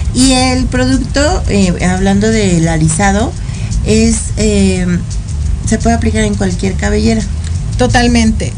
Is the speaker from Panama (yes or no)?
no; Mexico; todos somos mexicanos